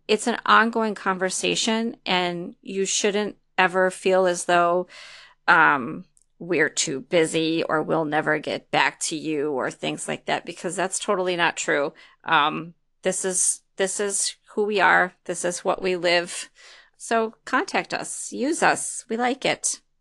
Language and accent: English; Detroit, Michigan, United States; moved away; also born or lived in East Lansing, Michigan / Lansing, Michigan; I'm actually from the Detroit area